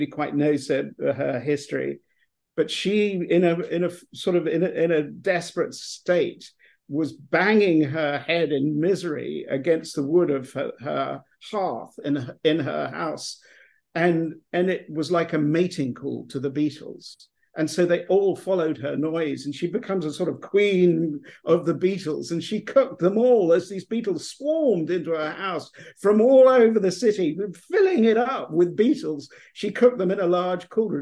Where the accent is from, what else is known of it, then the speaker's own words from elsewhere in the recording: England, United Kingdom; moved away as an adult; now in Texas, United States; I'm English. I'm from England. I will always be English, no matter how long I live in America.